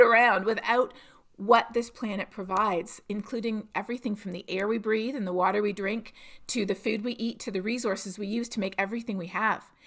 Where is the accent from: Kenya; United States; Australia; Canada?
Canada; Toronto, Ontario; moved away as an adult; I'm from Toronto